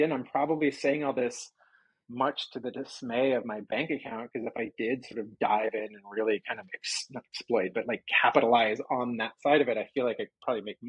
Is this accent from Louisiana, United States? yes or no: no; New York, United States; also born or lived in Florida; now in Los Angeles, United States; I'm from New York.